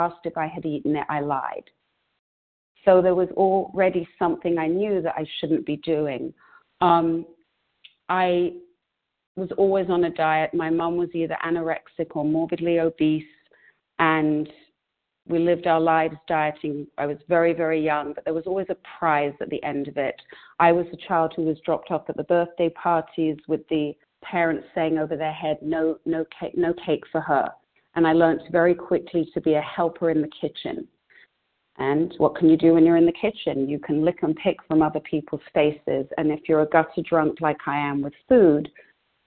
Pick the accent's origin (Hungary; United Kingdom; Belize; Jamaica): United Kingdom; London; now in United States; I grew up in England, in London, in Northwest London